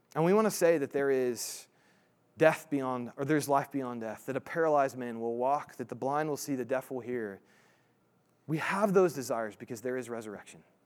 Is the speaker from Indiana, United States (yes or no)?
yes; Indiana, United States; moved away; I'm from Indiana originally